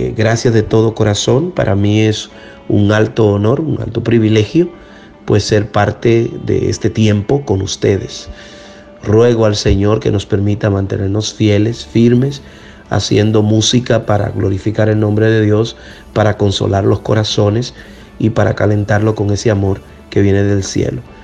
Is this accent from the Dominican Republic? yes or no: yes; Dominican Republic; Yo soy de la República Dominicana